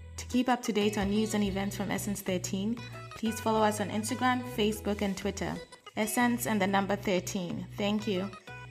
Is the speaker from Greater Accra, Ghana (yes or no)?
yes; Accra, Greater Accra, Ghana; I was born and raised in Accra, Ghana